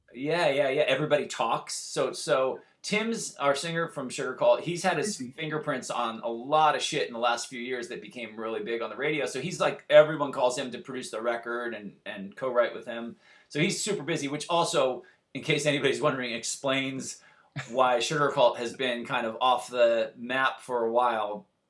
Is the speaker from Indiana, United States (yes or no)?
no; Santa Barbara, California, United States; moved away as an adult; now in Los Angeles, United States; I'm from originally from Santa Barbara, California. I live in LA.